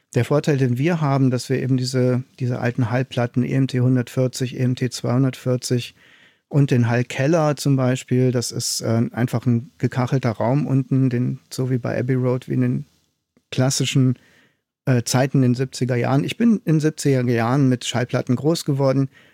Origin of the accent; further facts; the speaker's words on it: Aachen, North Rhine-Westphalia, Germany; moved away; also born or lived in East Germany; Ich komme ja aus Aachen, also Westdeutschland, bin äh, nach Ostdeutschland gezogen